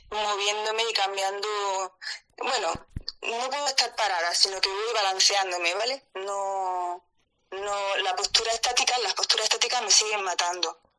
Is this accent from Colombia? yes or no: no; Granada, Andalusia, Spain; yo soy de Andalucía, soy de Granada